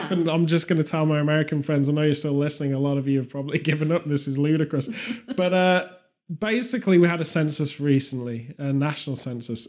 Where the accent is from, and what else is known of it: United Kingdom